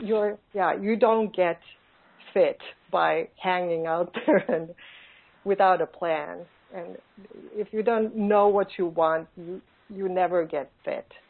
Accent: Finland; born or raised there; English is a second language

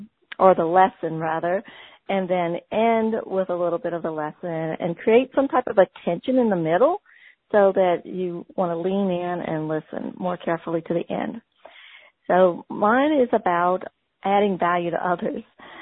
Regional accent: Gonzales, Louisiana, United States; my hometown is Gonzales, Louisiana.

